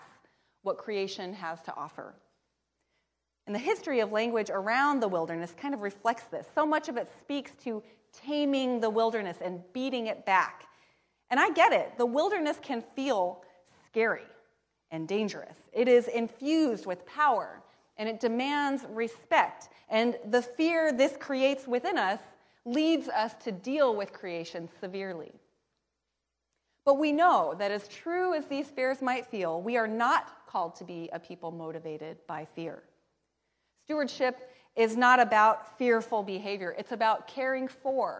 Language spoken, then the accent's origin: English; Pacific Northwest, United States; growing up in the Pacific Northwest